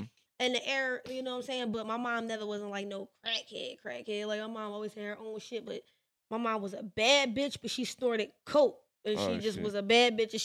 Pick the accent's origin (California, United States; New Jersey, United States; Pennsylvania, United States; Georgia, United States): Pennsylvania, United States; Philadelphia; I'm from West Philly. We from North. Okay, so and I went to Overbrook High School